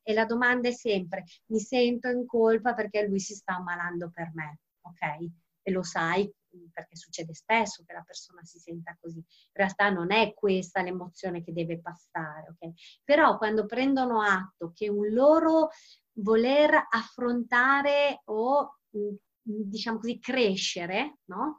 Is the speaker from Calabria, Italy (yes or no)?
yes; Calabria, Italy; moved away; al mare in Calabria perché io sono calabrese.